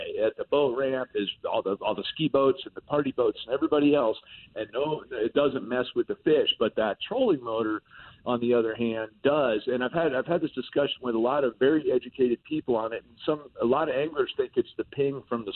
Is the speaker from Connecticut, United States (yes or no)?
no; South Florida, United States; I grew up in South Florida